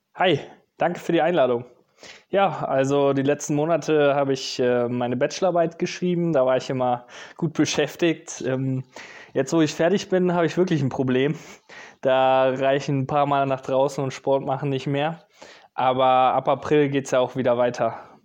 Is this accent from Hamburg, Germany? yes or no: yes; Hamburg, Germany; moved away as an adult; now in Düsseldorf, Germany; in meiner Heimatstadt Hamburg